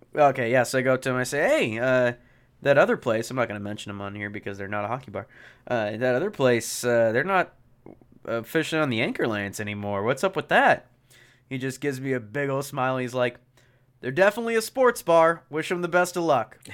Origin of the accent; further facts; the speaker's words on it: Pacific Northwest, United States; growing up in the Pacific Northwest